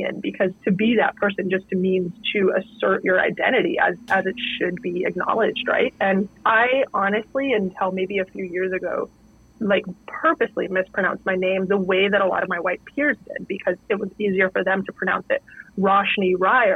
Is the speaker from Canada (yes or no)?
yes; Northern Canada, Canada; I grew up in Northern Canada in a pretty isolated town